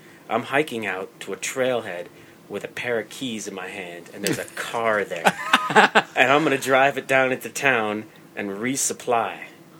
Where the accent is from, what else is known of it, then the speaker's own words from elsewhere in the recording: New York, United States; I'm from New York State.